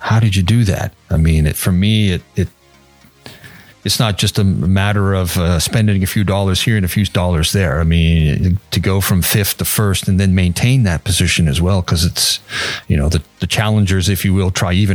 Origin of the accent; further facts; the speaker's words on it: Canada; also born or lived in Toronto / Montreal; I'm Canadian, so from Toronto and Montreal